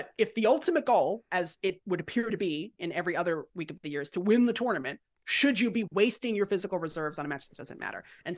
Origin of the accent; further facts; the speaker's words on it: Long Island, New York, United States; I'm from Long Island. We do the same.